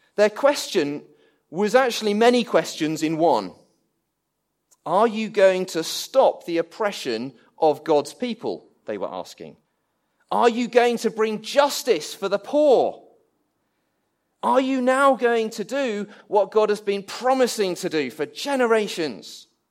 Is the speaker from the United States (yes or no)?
no; England, United Kingdom; I'm English.